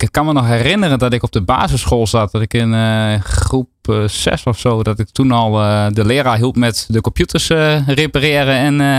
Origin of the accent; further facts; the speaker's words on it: Enschede, Overijssel, Netherlands; in Enschede. In Enschede. Eh, ja, ik probeer mijn accent een beetje te onderdrukken